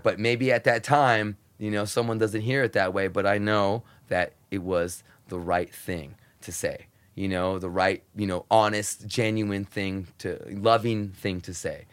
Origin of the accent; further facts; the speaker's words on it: United States; super, super poor growing up on the Mexican border, super poor.